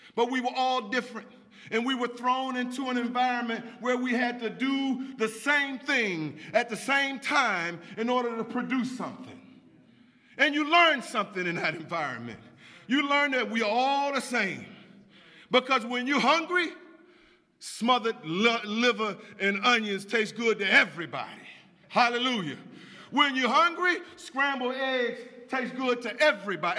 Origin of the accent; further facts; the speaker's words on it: Washington, District of Columbia, United States; I grew up right here in Washington, D.C.